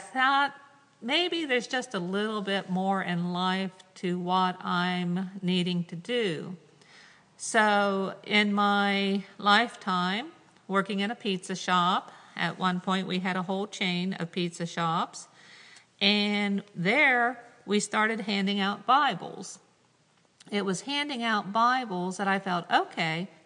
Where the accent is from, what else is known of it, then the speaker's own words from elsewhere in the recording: Ohio, United States; I grew up in the United Methodist Church in a very, very small rural community called Mountie from Ohio. I live yet to this day on my family farm that goes back to 1805